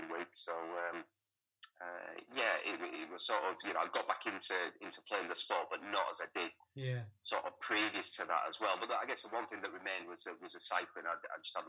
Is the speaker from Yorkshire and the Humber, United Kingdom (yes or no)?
yes; Hull, Yorkshire and the Humber, United Kingdom; also born or lived in Selby; I grew up in Hull.